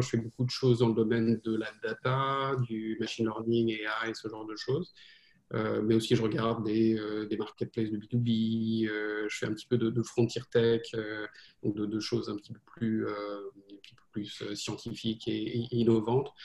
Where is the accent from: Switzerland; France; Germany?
France; moved away as an adult; also born or lived in United States; now in New York, United States; j'ai grandi en France euh, et euh, donc j'ai passé à peu près la moitié de ma vie en France